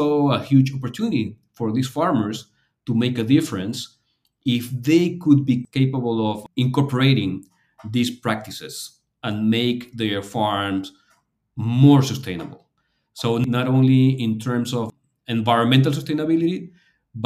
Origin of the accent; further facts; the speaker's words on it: Lima, Peru; here in Lima, Peru, in my hometown